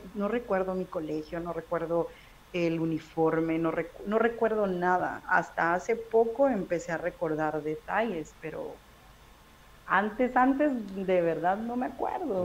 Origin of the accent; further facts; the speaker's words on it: Guatemala City, Guatemala Department, Guatemala; yo nací en Ciudad de Guatemala, toda mi vida de vivir ahí